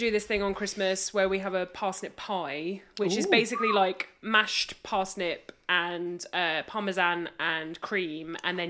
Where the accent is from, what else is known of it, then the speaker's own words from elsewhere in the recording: United Kingdom; we're classic British people